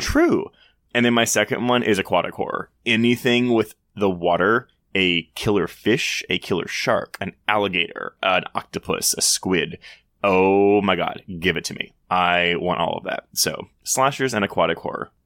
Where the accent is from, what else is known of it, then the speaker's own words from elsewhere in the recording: Houston, Texas, United States; I grew up in Houston